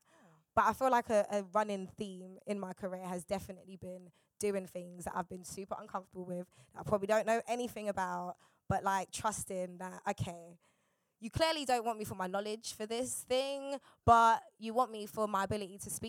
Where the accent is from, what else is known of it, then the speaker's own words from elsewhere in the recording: London, United Kingdom; I'm from South